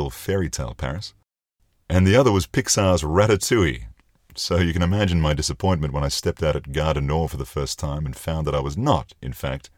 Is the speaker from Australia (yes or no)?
yes; Australia; accent: Australian; my Australian accent